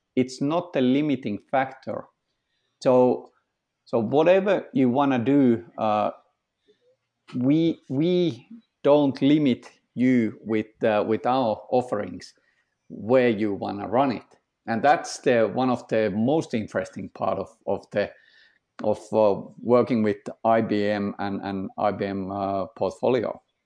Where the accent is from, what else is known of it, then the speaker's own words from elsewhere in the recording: Finland; I'm from Finland